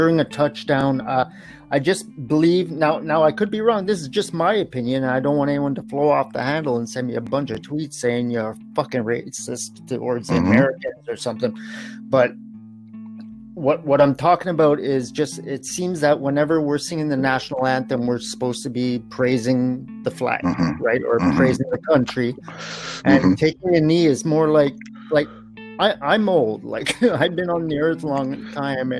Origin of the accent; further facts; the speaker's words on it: Canada; accent: Canadian; I am Canadian, so pardon my Canadian accent.